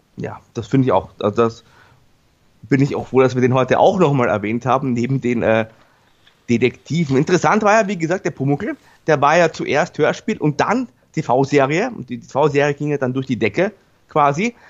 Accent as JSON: {"language": "German", "region": "Vienna", "country": "Austria", "said": "für mich als Wiener"}